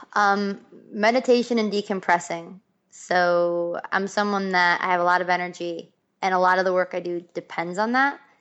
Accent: Buffalo, New York, United States; I'm from Buffalo, New York.

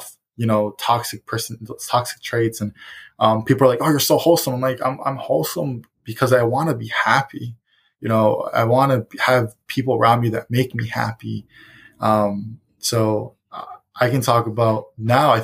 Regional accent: Chicago, Illinois, United States; I was raised in Roseland because they would babysit me there as well

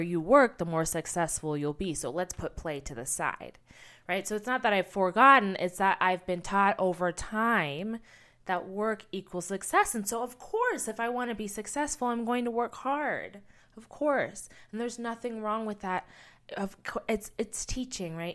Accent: United States; my own experience as an American kid

